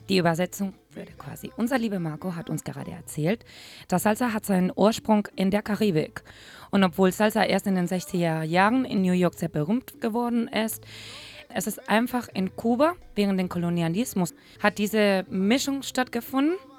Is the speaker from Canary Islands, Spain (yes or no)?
no; Madrid, Community of Madrid, Spain; German is a second language; moved away as an adult; now in Hamburg, Germany; eine temperamentvolle Spanierin, die in Madrid geboren ist